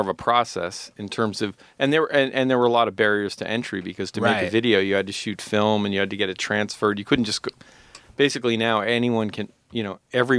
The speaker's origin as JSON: {"language": "English", "area": "outside Boston", "region": "Massachusetts", "country": "United States", "tie": "born or raised there", "moved": "as an adult", "lives_now": "New York, United States", "said": "I grew up outside Boston."}